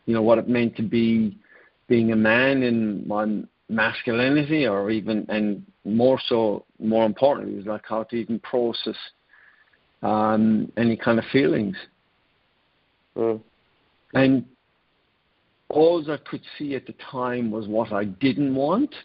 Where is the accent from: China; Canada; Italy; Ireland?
Ireland; I grew up in Ireland